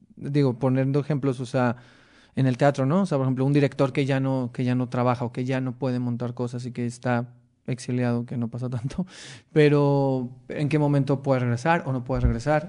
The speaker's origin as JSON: {"language": "Spanish", "town": "Mexicali", "region": "Baja California", "country": "Mexico", "tie": "born or raised there", "moved": "yes", "said": "yo soy de Mexicali, no, no veía, no hay tanto teatro allá"}